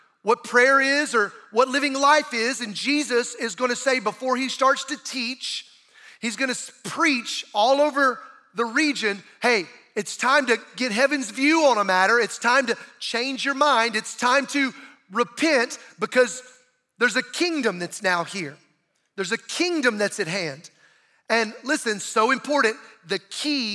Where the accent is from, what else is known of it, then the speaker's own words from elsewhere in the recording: Bible Belt South, United States; growing up in the Bible Belt South